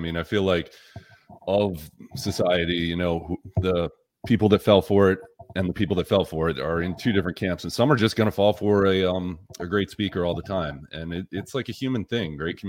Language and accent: English; Massachusetts, United States; moved away as an adult; now in Florida, United States; And I was from Massachusetts. I came down in 2019, so before 2020, obviously. And I meet a lot of people from Massachusetts.